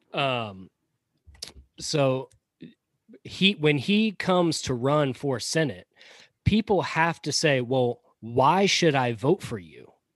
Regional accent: Georgia, United States; accent: Southern; also born or lived in Pompano Beach, Florida; I grew up in Georgia, so Georgia's all I know.

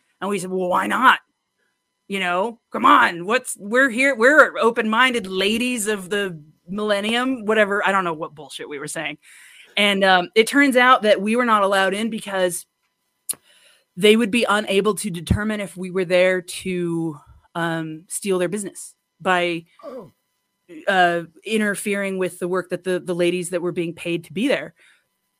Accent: United States

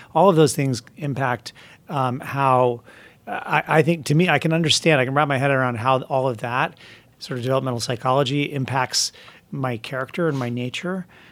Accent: Vermont, United States; moved away; I'm from Vermont

